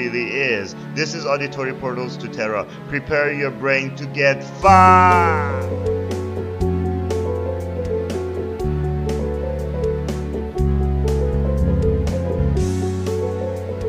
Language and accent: English; Iran; moved away; I'm from Iran